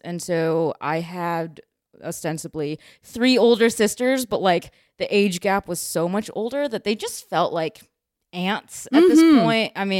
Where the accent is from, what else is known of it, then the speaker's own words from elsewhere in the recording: Chicago, Illinois, United States; also born or lived in China / Missouri; Yep, I'm from Chicago.